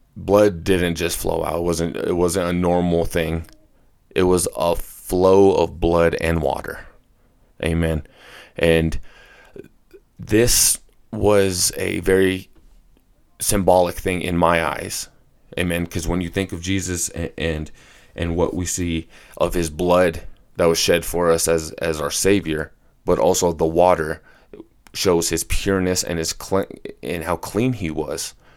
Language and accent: English; Colorado, United States; I was born and raised here in Colorado.